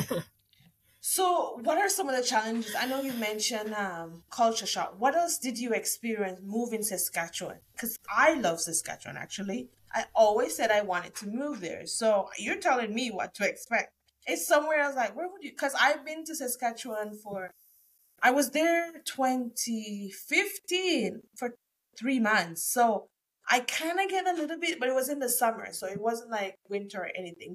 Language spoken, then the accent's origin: English; Jamaica; moved away as an adult; now in Canada; I'm from Jamaica too